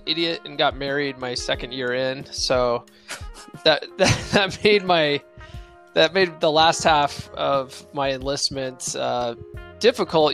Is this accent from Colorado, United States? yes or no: yes; Conifer, Colorado, United States; also born or lived in San Diego, California / Eckert, Colorado; I grew up in Conifer, Colorado